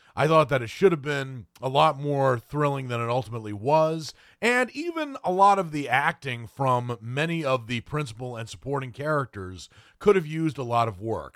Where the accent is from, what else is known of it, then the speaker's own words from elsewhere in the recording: Maine, United States; I am actually from Maine